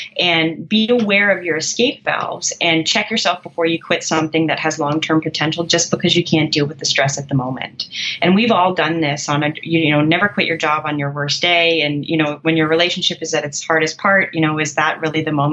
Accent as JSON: {"language": "English", "country": "Canada", "said": "I'm a Canadian"}